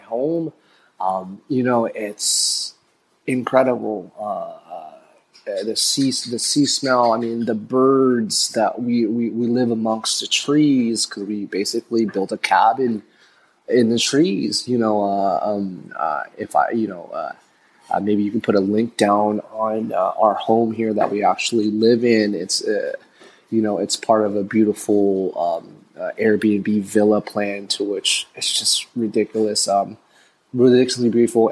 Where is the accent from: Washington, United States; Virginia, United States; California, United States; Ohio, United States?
California, United States; San Francisco; moved away as an adult; also born or lived in Philippines / Emeryville, California; now in El Nido, Philippines; I'm originally from San Francisco Bay Area.